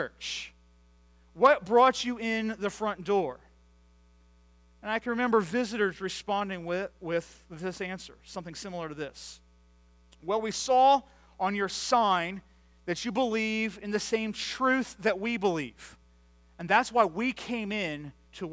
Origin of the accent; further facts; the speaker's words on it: United States; I grew up just outside of Washington, D.C., where my dad was a pastor for 36 years